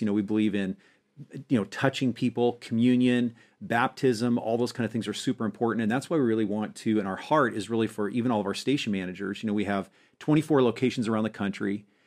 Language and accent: English; Montana, United States; moved away as an adult; also born or lived in Springfield, Missouri; I grew up in Montana